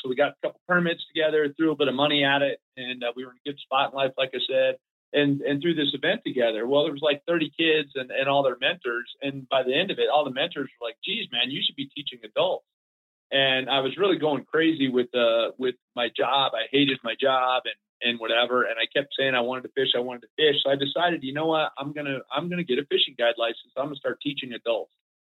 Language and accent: English; Florida, United States; We were dead broke growing up in Florida.